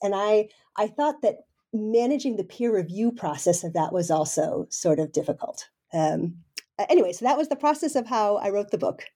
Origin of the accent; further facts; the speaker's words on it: United States; moved away as an adult; now in Denmark; I'm a professor in Denmark, uh, but I'm originally an American, so I'm sort of one of these transplants